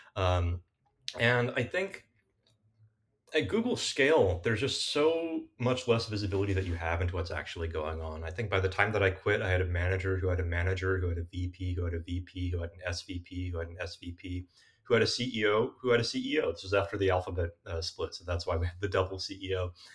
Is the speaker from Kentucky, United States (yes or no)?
no; South Bay, Bay Area, California, United States; I'm a Bay Area kid born and raised uh, in the South Bay in particular